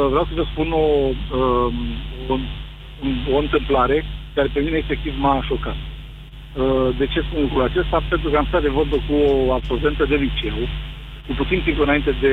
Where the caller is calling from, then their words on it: Galați, Galați County, Romania; din Galați